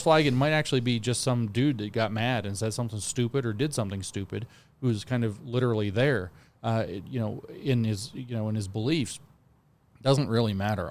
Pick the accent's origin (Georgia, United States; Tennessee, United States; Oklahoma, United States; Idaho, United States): Tennessee, United States; my home state of Tennessee